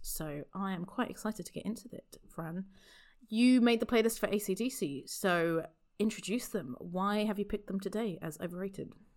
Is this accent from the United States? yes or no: no; United Kingdom; I am only British up to a point